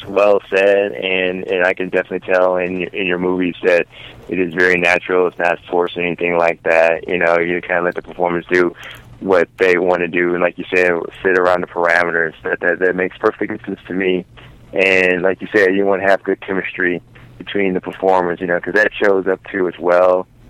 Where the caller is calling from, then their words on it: Illinois, United States; from Illinois, of course.